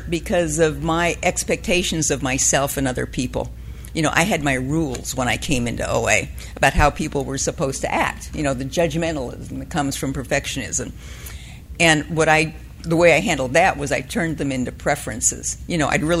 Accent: Southern California, United States; I was raised in Southern California

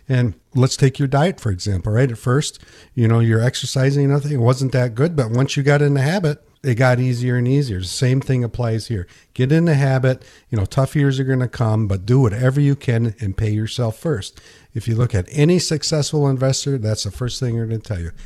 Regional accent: Pinkani, United States; when I grew up in Pinkani, I sold night crawlers

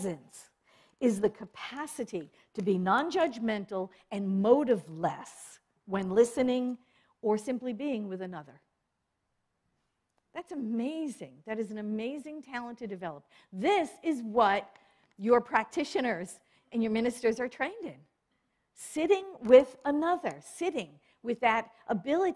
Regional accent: New York, United States; I was born and raised in New York.

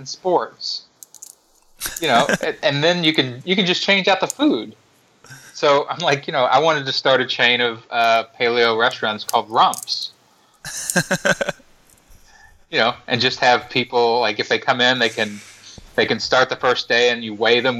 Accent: Kentucky, United States; I'm from Kentucky, which even, you know, in Australia, you probably know is a redneck southern state

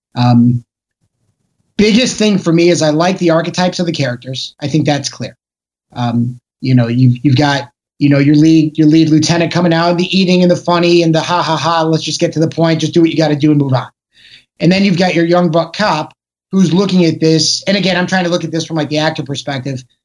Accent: Chicago, Illinois, United States; moved away; also born or lived in Los Angeles; I'm, I'm from Chicago originally

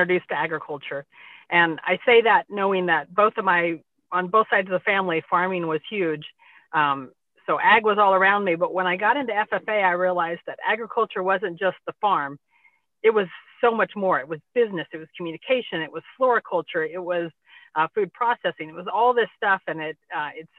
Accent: North Bend, Nebraska, United States; moved away as an adult; also born or lived in Henderson, Nebraska / Scribner, Nebraska; now in York, United States; us growing up in North Bend

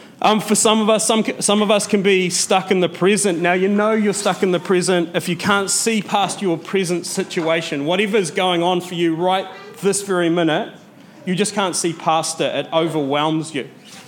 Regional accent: Matara, Southern Province, Sri Lanka; every time I go back to Matara, every time I go back to my hometown, I see my friends that I went to primary school with living the exact same life that their parents lived.

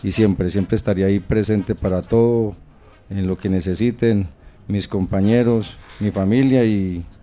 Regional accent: Colombia; now in Latina, Italy; que somos salseros, somos colombianos, somos eh, latinos y estamos en Latina.

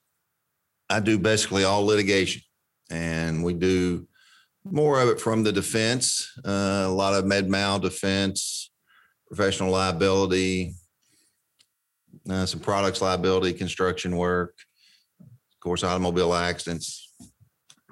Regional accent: Elizabethtown, Kentucky, United States; moved away as an adult; now in Bowling Green, United States; Elizabethtown, which is my hometown

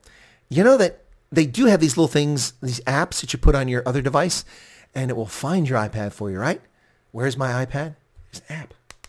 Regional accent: United States; as an American

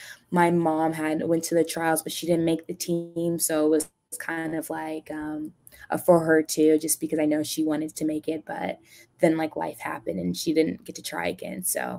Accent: Michigan, United States; also born or lived in Detroit, Michigan / Kentucky; So I was born in Detroit, Michigan, and then my family, we moved to Kentucky for a couple years, and then after that, we moved to Michigan when I was, like, in second grade.

